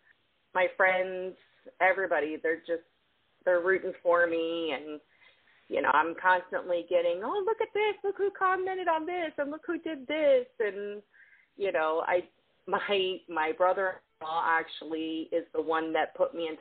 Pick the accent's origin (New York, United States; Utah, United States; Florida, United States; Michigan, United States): Florida, United States; South; also born or lived in Tulsa, Oklahoma; Well, I came here from Tulsa when I was about 6. Grew up in South Florida.